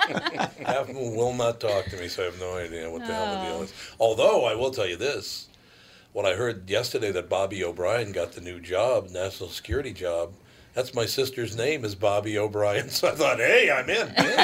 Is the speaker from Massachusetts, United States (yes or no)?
no; Minneapolis, Minnesota, United States; also born or lived in Dayton, Minnesota / Golden Valley, Minnesota; I grew up in North Minneapolis.